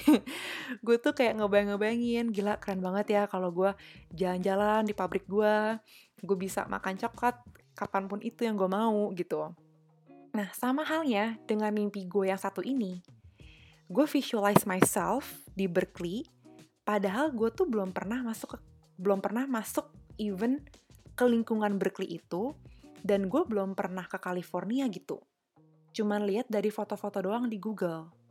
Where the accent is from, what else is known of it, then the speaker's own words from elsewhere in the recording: Jakarta, Indonesia; gue dari Jakarta